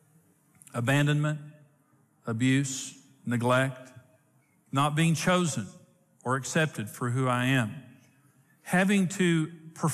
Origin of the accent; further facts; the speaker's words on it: Clarendon, Texas, United States; also born or lived in Wellington, Texas; So I was born in Wellington, Texas, in St. Joseph's Hospital. My parents lived in Clarendon